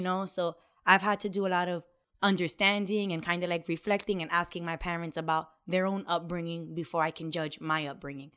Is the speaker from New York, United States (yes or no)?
yes; New York City, New York, United States; moved away; also born or lived in South Bronx, New York; We grew up in the complete opposite, the Lower East Side